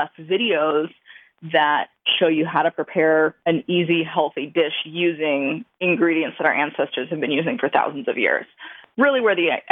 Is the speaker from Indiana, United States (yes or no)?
no; Montana, United States; I am Blackfeet from Montana